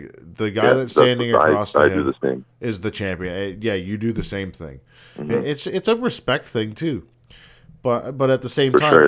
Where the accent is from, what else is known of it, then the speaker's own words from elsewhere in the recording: Peterborough, Ontario, Canada; I was born in Peterborough, Ontario